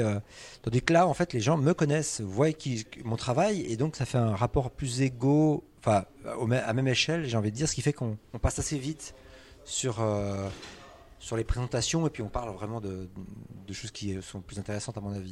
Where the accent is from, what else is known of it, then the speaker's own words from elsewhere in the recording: Switzerland; je suis suisse